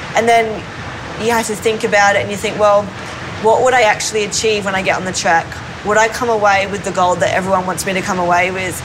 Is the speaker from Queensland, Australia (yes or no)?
yes; Gold Coast, Queensland, Australia; also born or lived in Sydney, Australia; we moved from Sydney to um, the Gold Coast